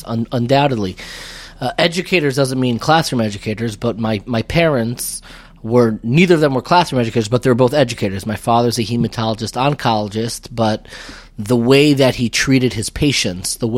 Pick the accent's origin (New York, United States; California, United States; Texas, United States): New York, United States; Five Towns; I grew up in the Five Towns before it was the Five Towns.